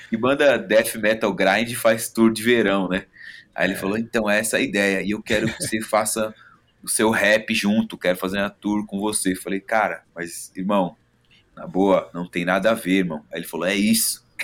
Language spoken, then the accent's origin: Portuguese; São Paulo, Brazil; eu sou da Vila Maria